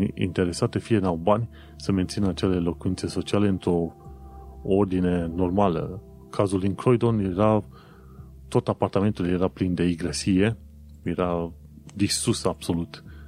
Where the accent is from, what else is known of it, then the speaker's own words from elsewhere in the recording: Romania; moved away as an adult; also born or lived in Brașov; now in London, United Kingdom; după ce au aflat că sunt români